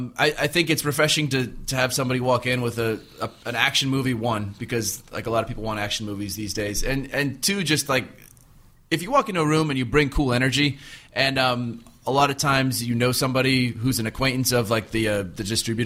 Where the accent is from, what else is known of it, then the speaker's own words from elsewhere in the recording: Palos Verdes, California, United States; a kid growing up in Palos Verdes